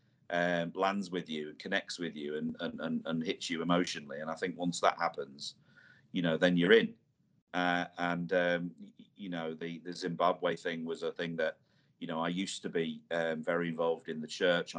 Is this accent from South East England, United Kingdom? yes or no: no; Irthlingborough, East Midlands, United Kingdom; moved away as an adult; the village I grew up in Earthlinborough in Northamptonshire, that's where I grew up my first sort of 20 years of my life in the Midlands there.